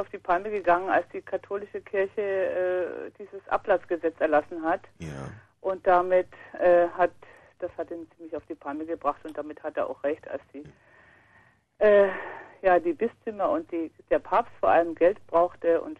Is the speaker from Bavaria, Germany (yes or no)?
yes; Bavaria, Germany; Ich meine, ich bin in Bayern aufgewachsen und ich, also mich konnte man leider nicht katholisch machen